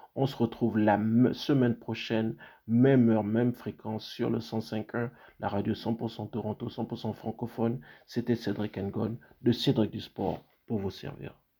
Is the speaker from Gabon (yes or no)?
yes; Gabon; moved away; c'est mon pays d'origine